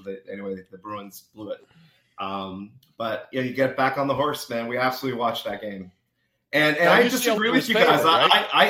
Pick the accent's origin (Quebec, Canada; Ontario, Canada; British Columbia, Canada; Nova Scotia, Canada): Quebec, Canada; Montreal; now in California, United States; I'm born and raised in Montreal. I live in California.